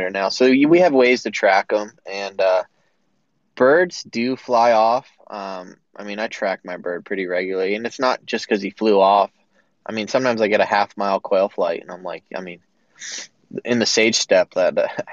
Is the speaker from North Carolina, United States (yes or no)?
no; Massachusetts, United States; I grew up in Massachusetts, mostly deer and turkey hunting